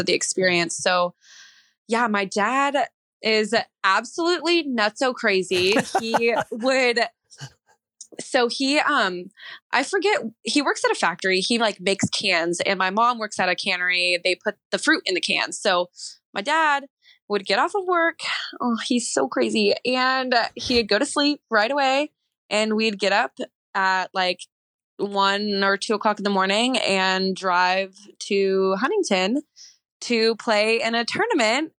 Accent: Ceres, California, United States; moved away as an adult; also born or lived in Seattle, Washington; from Ceres

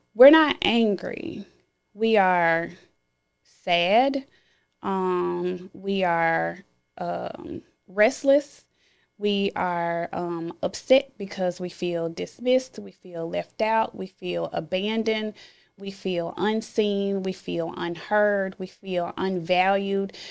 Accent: Memphis, Tennessee, United States; born or raised there

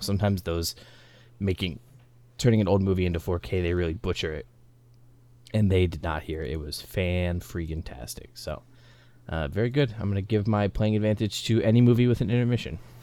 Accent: United States; as an American

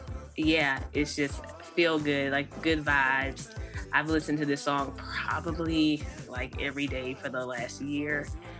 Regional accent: North Carolina, United States; also born or lived in Kansas City; I know I said I grew up, I'm originally from Kansas City, but I was born and raised in North Carolina, but I moved from Kansas City to here.

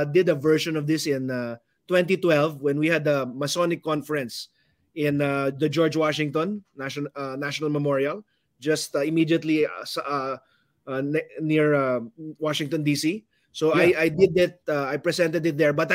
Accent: Batangas, Calabarzon, Philippines; from the great province of Batangas

